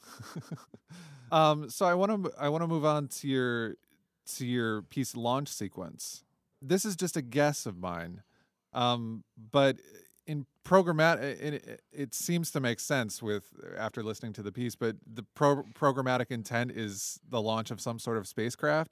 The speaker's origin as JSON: {"language": "English", "town": "Toledo", "region": "Ohio", "country": "United States", "tie": "born or raised there", "also_born_or_lived": "Arizona / Houston", "moved": "yes", "lives_now": "China", "said": "I grew up in Toledo, Ohio"}